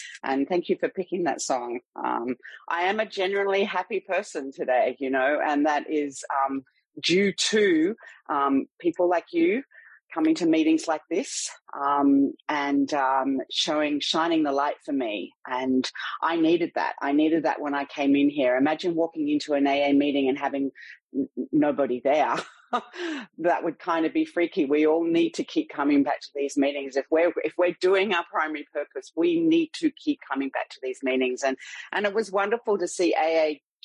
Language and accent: English; Sydney, New South Wales, Australia; in Sydney, Australia, which, if you can't tell from my accent, is where I'm from